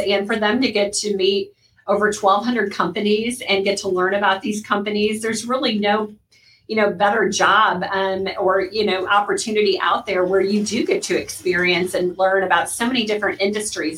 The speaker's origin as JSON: {"language": "English", "area": "near St. Louis", "region": "Missouri", "country": "United States", "tie": "born or raised there", "moved": "yes", "lives_now": "Sarasota, United States", "said": "I was born and raised in the Midwest in a little German town about 10 miles outside of St. Louis, Missouri"}